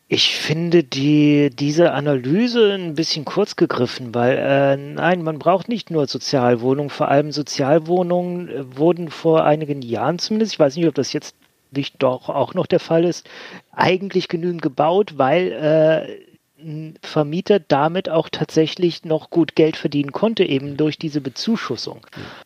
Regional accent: Bremen, Germany; in meiner Heimatstadt Bremen

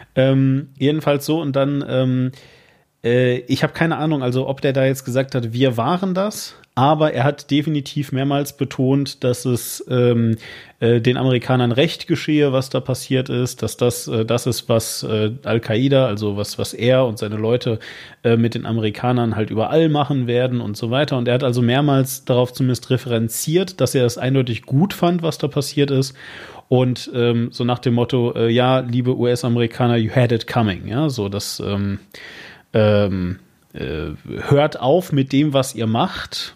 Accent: Hagen, North Rhine-Westphalia, Germany; Und ich komme aus der Stadt Hagen.

